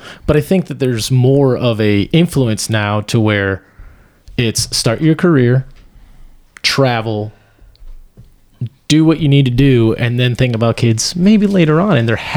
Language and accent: English; South Dakota, United States; when I was growing up in South Dakota